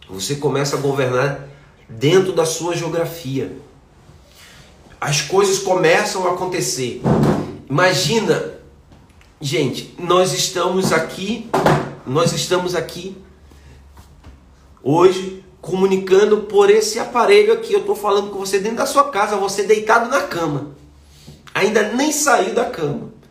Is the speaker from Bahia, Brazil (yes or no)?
no; Manaus, Amazonas, Brazil; moved away; Por que, que eu saí de Manaus? porque eu precisava conhecer pessoas novas.